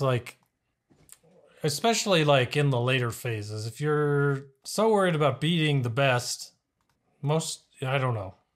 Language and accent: English; El Paso, Texas, United States; I was born in El Paso